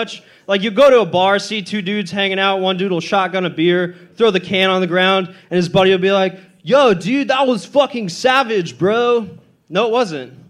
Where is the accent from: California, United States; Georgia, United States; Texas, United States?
Texas, United States; Corpus Christi; I'm from Corpus.